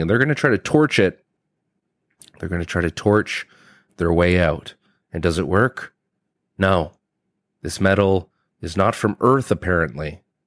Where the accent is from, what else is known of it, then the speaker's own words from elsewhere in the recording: Canada; I'm from Canada and we don't have a lot of armories in business buildings